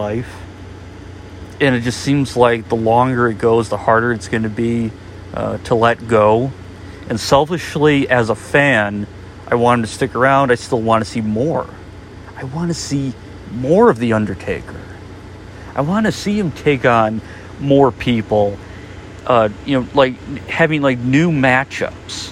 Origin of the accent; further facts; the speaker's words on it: Chicago, Illinois, United States; my hometown of Chicago